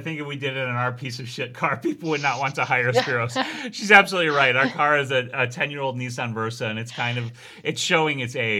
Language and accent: English; New York, United States; born there; I was born in New York and I still drive like it.